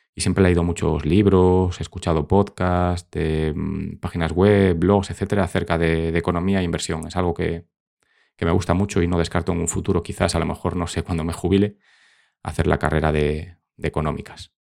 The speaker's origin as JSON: {"language": "Spanish", "town": "Vigo", "region": "Galicia", "country": "Spain", "moved": "as an adult", "lives_now": "Madrid, Spain", "said": "soy gallego, concretamente vigués"}